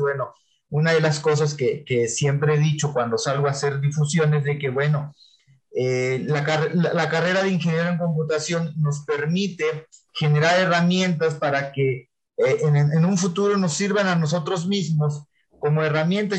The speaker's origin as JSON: {"language": "Spanish", "area": "Huasteca Potosina", "region": "San Luis Potosí", "country": "Mexico", "said": "pues yo soy de aquí de la Huasteca Potosina"}